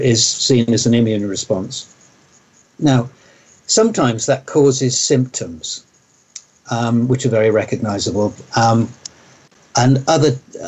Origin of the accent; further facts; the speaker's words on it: near Oxford, South East England, United Kingdom; also born or lived in Sweden; I grew up near Oxford, and I've lived most of my life in England